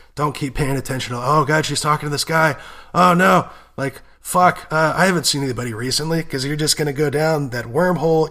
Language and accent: English; United States; both being American